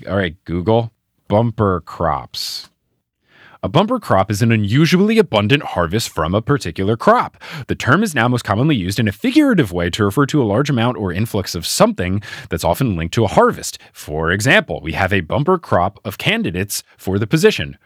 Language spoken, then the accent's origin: English; United States